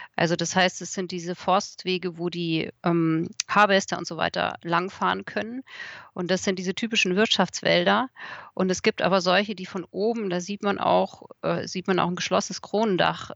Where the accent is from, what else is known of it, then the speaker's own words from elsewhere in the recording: Munich, Bavaria, Germany; now in Odenwald, Germany; ich komme ja aus München